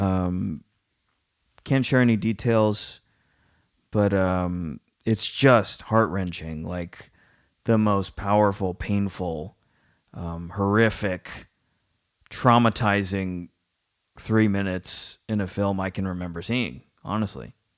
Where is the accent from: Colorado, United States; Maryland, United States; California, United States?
California, United States; San Francisco; I grew up in and around San Francisco my whole, San Francisco has been the constant in my life